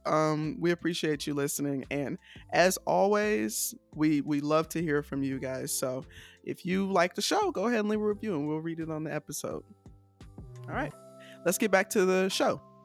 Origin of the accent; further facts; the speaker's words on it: Decatur, Georgia, United States; I'm not from Atlanta, I'm from Decatur